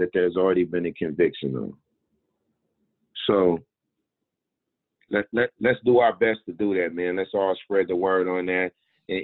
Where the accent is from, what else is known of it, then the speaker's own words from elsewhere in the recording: United States; I was born and raised in a racist, sexist, capitalist system in America